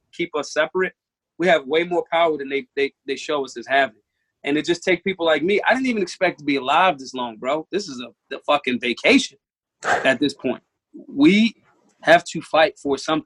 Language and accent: English; Philadelphia, Pennsylvania, United States; I'm hood. I'm from North Philly.